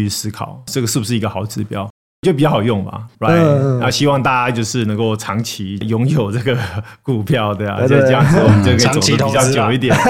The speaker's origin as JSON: {"language": "Chinese", "country": "United States", "tie": "born or raised there", "said": "我从小在美国长大，那我知道台湾这边很多投资人都很注意这个美股可以赚多少钱。"}